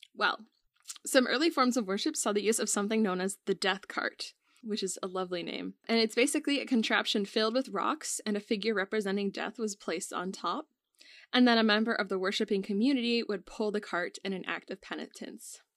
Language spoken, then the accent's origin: English; United States; we're both from America